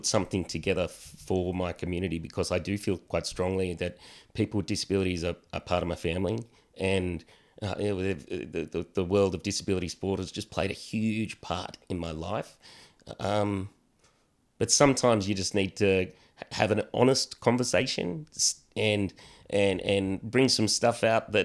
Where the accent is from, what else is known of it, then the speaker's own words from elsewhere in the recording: Australia; as young Aussie blokes